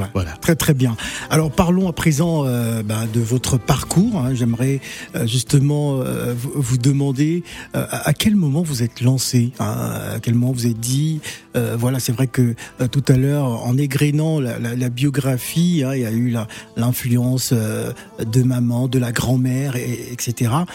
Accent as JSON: {"language": "French", "country": "Cameroon", "said": "je suis Camerounais, je suis des Bolova"}